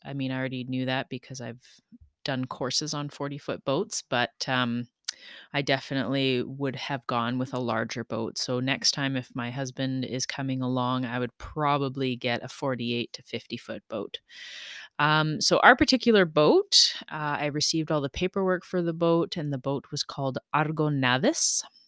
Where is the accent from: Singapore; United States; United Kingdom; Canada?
Canada; We all had our Canadian flags